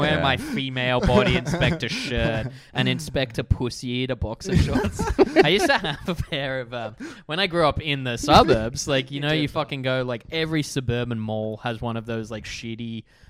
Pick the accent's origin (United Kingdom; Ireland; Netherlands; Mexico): Netherlands; Wassenaar, South Holland; I grew up in this suburb called Wassenaar.